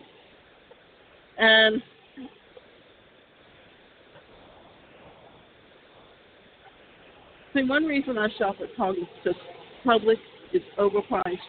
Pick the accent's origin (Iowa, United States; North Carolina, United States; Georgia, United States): Georgia, United States; Savannah; also born or lived in Atlanta; now in Florida, United States; we grew up in Savannah